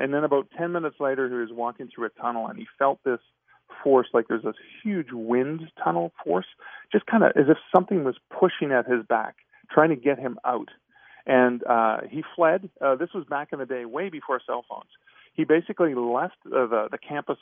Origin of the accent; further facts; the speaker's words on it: Ontario, Canada; I was born in Canada. I was born in Ontario.